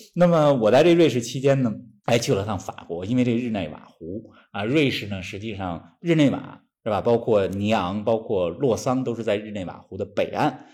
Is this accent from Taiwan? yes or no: no; Beijing, China; 咱们的家乡北京